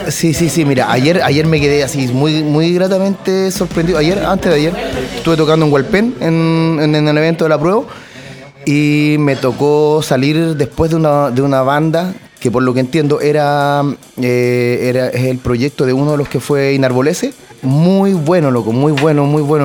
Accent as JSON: {"language": "Spanish", "town": "San Pedro de la Paz", "region": "Biobío", "country": "Chile", "said": "allá en, Candelaria, en San Pedro, yo soy de Candelaria"}